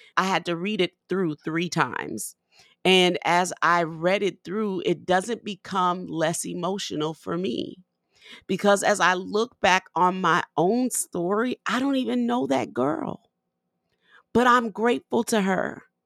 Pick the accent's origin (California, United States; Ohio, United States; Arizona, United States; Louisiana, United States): Louisiana, United States; New Orleans; moved away; I'm from New Orleans